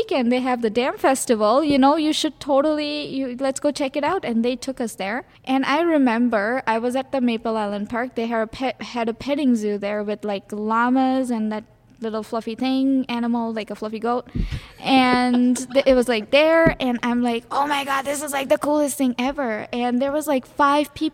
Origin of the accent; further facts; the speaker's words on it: India; now in Little Falls, United States; I am originally from India. Moved to Little Falls in 2016